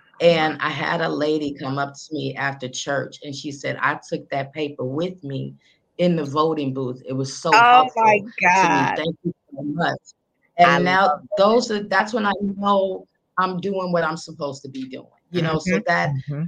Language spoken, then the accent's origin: English; Chicago, Illinois, United States; I always tell people I'm a girl from the South Side, you know, who most wouldn't think I'd be interviewing the vice president at some time in my career.